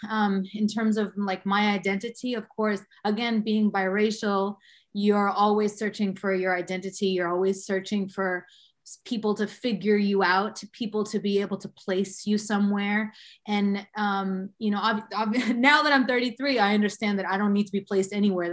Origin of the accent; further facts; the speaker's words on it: Boston, Massachusetts, United States; also born or lived in Cambridge, Massachusetts / Dominican Republic; I was born here in Boston. I was born specifically in the hospital in Cambridge. And I grew up in Jamaica Plain, moved here to Jamaica Plain, Boston, I believe I was in the second grade.